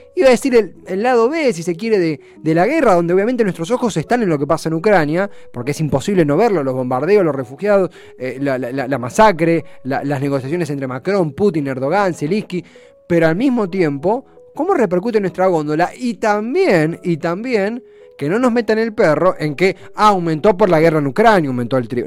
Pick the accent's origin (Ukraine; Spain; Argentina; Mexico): Argentina; como argentinos